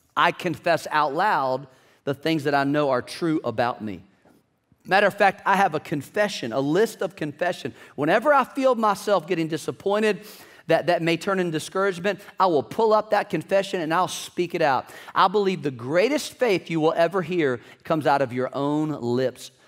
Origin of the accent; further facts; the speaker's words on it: Virginia, United States; I'm from Virginia.